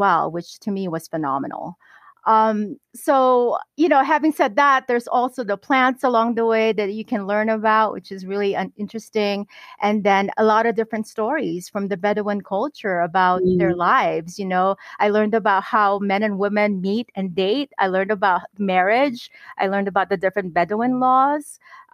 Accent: Philippines; as a Filipina

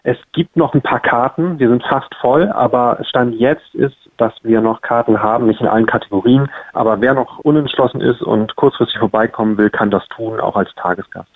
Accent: Hamburg, Germany; als Hamburger

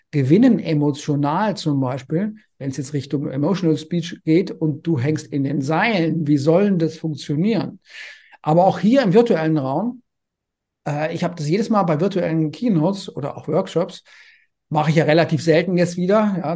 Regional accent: Konstanz, Baden-Württemberg, Germany; Also ich komme ja ursprünglich aus Konstanz am Bodensee.

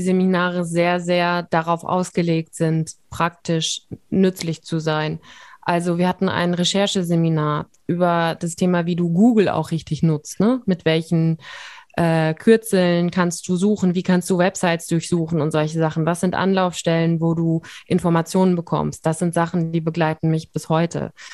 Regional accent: Siegen, North Rhine-Westphalia, Germany; also born or lived in Bonn; Ich komme ja aus Siegen und habe dann in Bonn studiert

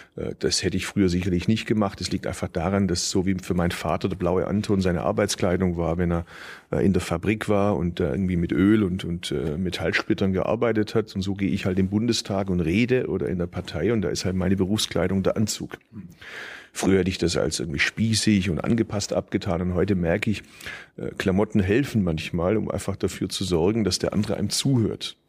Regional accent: Bad Urach, Baden-Württemberg, Germany; now in Berlin, Germany; ich kann theoretisch von Berlin hier bis zu meiner Geburtsstadt mit dem Zug fahren

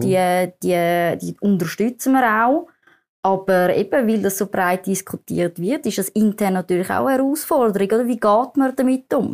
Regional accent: Zurich, Switzerland; ich bin in der Schweiz aufgewachsen

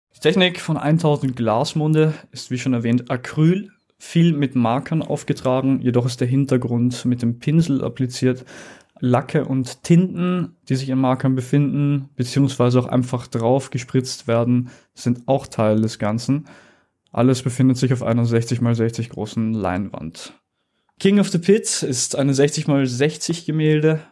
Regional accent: Vienna, Austria; Ich bin in Wien geboren, ich bin 22 Jahre alt

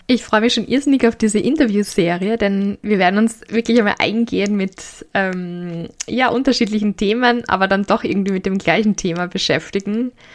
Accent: Graz, Styria, Austria; bei uns in Graz

